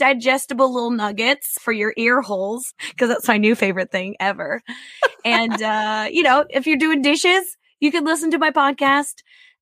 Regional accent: Kansas, United States; now in Japan; I was born in Kansas.

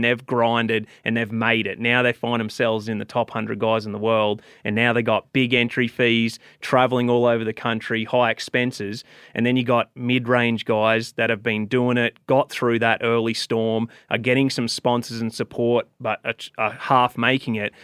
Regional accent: Australia; moved away as an adult; now in United States; I came from Australia

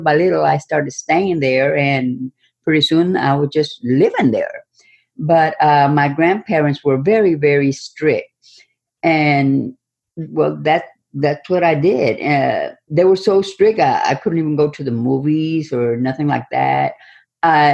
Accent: Robstown, Texas, United States; I come from Texas, a small town suburb of Corpus Christi, Texas. It was called Ropstown

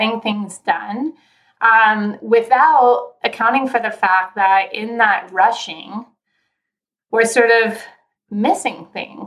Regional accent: Southern California, United States; moved away as an adult; also born or lived in Philadelphia; I am from Southern California originally. So I grew up in sunshine

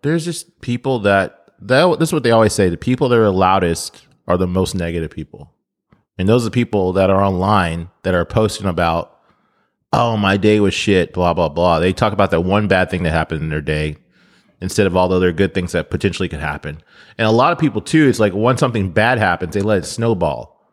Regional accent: United States; I'm, I'm American

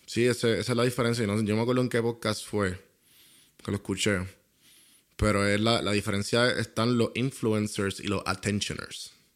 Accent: Puerto Rico; accent: boricua; lo que yo soy, que es boricua

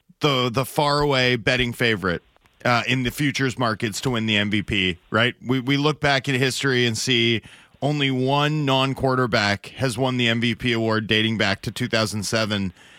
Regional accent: Canada; you can tell I'm Canadian there

